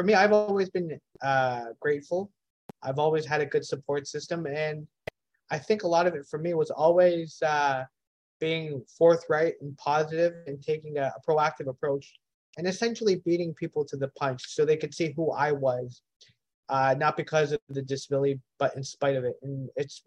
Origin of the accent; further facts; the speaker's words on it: Hamilton, Ontario, Canada; Grew up in Hamilton, born and raised